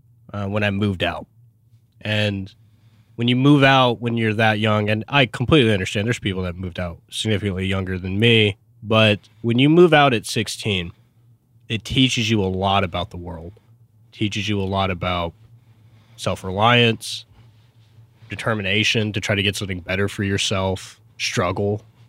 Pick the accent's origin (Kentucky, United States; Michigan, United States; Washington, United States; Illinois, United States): Washington, United States; Tacoma; born there; I was born in Tacoma, Washington with my twin, Zach.